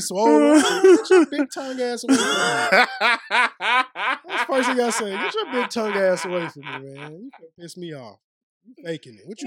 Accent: Aurora, Illinois, United States; moved away; I went out of town back to my parents. I was from Aurora, Illinois.

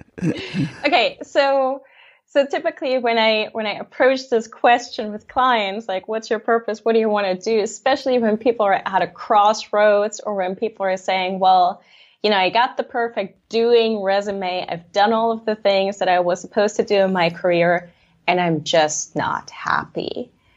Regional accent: Leipzig, Saxony, Germany; I grew up in Leipzig, Germany, on stage, really

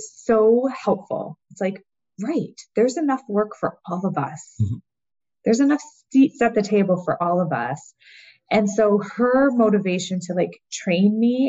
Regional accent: Canada; So I'm Canadian.

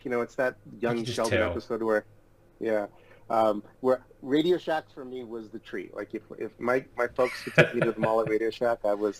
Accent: Toronto, Ontario, Canada; also born or lived in Odessa, Ukraine / Los Angeles, United States; Toronto is home for us. It's home for my family, and I grew up here in Toronto, and We recently moved back here from Los Angeles during COVID to be closer to our my parents and family

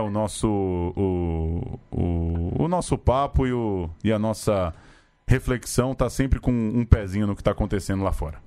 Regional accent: São Paulo, Brazil; a gente é aqui de São Paulo

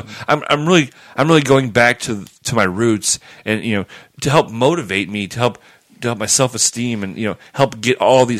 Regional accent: Boston, Massachusetts, United States; I'm from a little little town up in Massachusetts called Boston.

